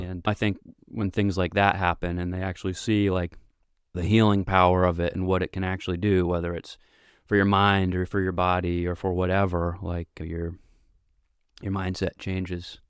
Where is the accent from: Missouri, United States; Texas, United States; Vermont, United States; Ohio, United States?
Vermont, United States; I grew up here in Vermont